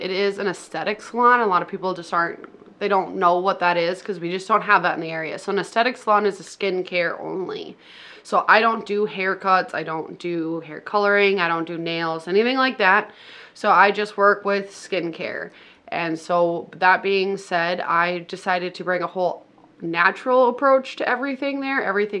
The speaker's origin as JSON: {"language": "English", "town": "Litchfield", "region": "Minnesota", "country": "United States", "tie": "born or raised there", "also_born_or_lived": "Hutchinson, Minnesota", "said": "I was born in Hutch, so I can't say born and raised here. But born in Hutch, but raised here. I've been here my whole life, so... Say a Litchfield native."}